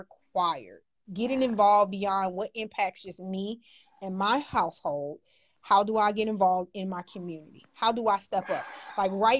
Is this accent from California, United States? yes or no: no; North Chicago, Illinois, United States; also born or lived in Vicksburg, Mississippi / Waukegan, Illinois; went to school in North Chicago up to the age of 8